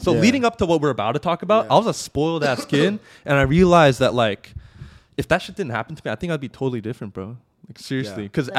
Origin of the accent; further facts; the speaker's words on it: Garden Grove, California, United States; also born or lived in Fullerton; I was born in Garden Grove.